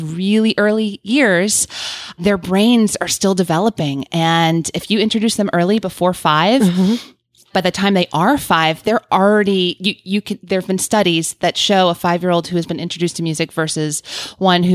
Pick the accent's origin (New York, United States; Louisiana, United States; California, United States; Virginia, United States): Louisiana, United States; New Orleans; I grew up in New Orleans